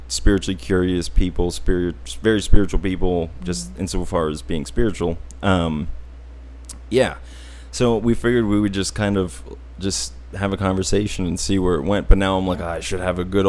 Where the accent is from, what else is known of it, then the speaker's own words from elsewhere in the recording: Auburn, United States; I was raised in Auburn on a little farm.